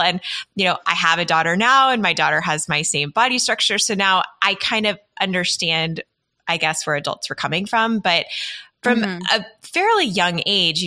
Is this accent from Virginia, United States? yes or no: no; Texas, United States; I grew up in Texas in the South, where it is very image-centric.